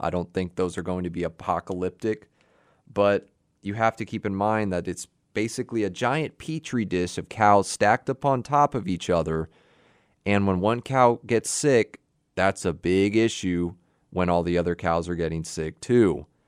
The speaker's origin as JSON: {"language": "English", "town": "Houston", "region": "Texas", "country": "United States", "tie": "born or raised there", "said": "I'm a native Texan. I was born right here in Houston"}